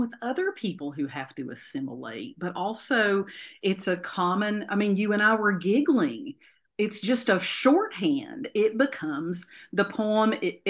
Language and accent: English; Appalachia, United States; who maybe are so dissimilar to people that we grew up with in Appalachia, the people who raised us.